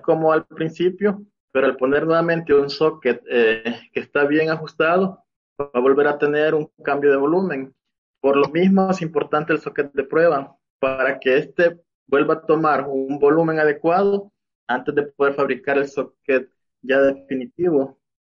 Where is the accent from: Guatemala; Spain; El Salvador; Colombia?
El Salvador; moved away as an adult; now in Mexico; Soy de El Salvador. Actualmente estoy viviendo aquí en México. pues yo, mi formación fue en El Salvador